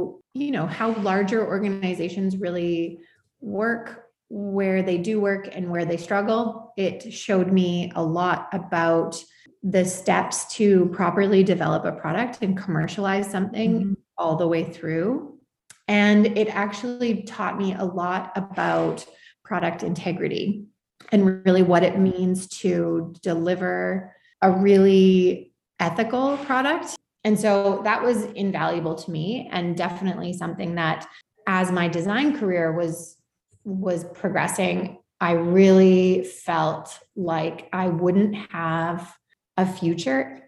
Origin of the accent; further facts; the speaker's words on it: Calgary, Alberta, Canada; moved away as an adult; now in Vancouver, Canada; I grew up in Calgary with deep roots in Saskatchewan.